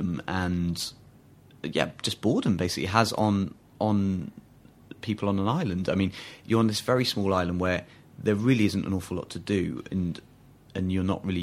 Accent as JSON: {"language": "English", "region": "England", "country": "United Kingdom", "tie": "born or raised there", "said": "as an English kid"}